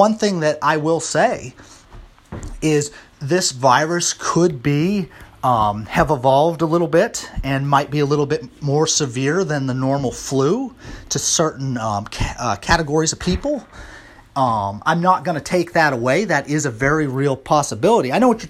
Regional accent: Missouri, United States; You know, I'm from Missouri. I'm the show me state, man.

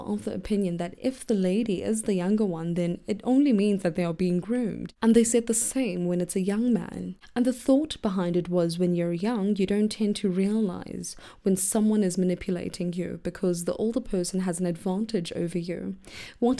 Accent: South Africa; as South African girls

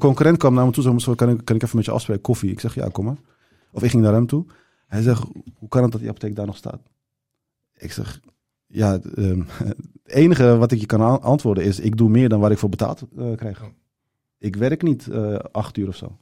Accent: Zaanstad, North Holland, Netherlands; Dutch is a second language; also born or lived in Turkey / Rotterdam; ik ben opgegroeid in Zaanstad.

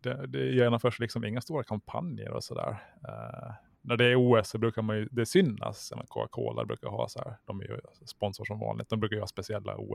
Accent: Mariehamn, Åland Islands; Jag är uppvuxen där vid Korvik

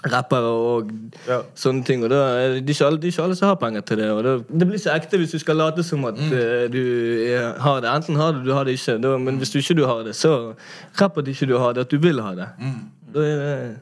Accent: Bergen, Vestland, Norway; jeg er jo fra Laksevåg, men jeg gikk jo altså Laksevåg

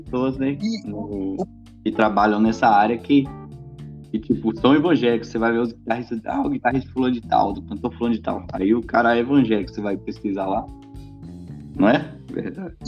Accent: Bela Vista de Minas, Minas Gerais, Brazil; now in Vila Velha, Brazil; eu sou de Bela Vista, na verdade. Eu tô eu moro em. Tô morando em Vila Velha, mas eu sou daí dessa terra aí.

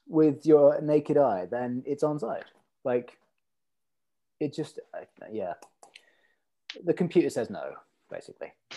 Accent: Stavanger, Rogaland, Norway; moved away as an adult; also born or lived in London; now in Brighton, United Kingdom; I was born in Stavanger, and then we moved to London uh, when I was like one, and I was lived there for like three years, and then uh, we moved back again to Stavanger, and then I moved to Brighton when I was 21 ish.

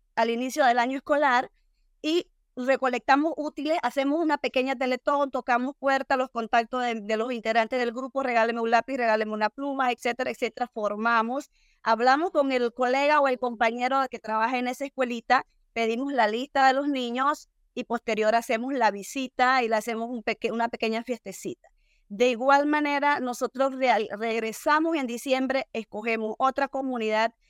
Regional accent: Ocú, Herrera, Panama; moved away as an adult; also born or lived in Bocas del Toro / Colón; now in Cañazas, Panama; vengo de un campo de Ocu muy, muy bonito y mis padres campesinos eh, vivimos en una pobreza extrema durante los primeros 10 años de mi vida

